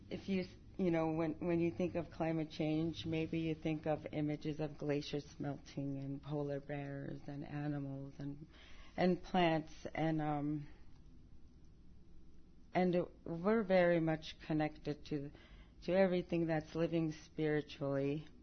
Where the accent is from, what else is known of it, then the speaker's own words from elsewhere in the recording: Alaska, United States; first language Yupik; English is a second language; it's very important for me to tell it in the Yupik language, my mother language.